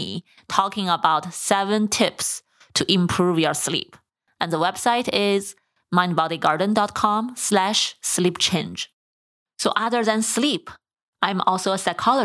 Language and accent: English; China; moved away; also born or lived in San Diego; I grew up in China